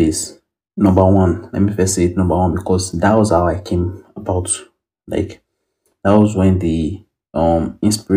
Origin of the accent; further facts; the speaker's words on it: Ibadan, Oyo, Nigeria; I'm an Ibadan boy, born and bred.